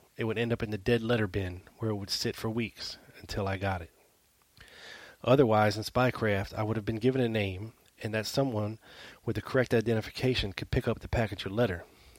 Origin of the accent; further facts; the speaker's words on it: New Orleans, Louisiana, United States; I did meet some interesting people growing up in New Orleans who would come back in my life later.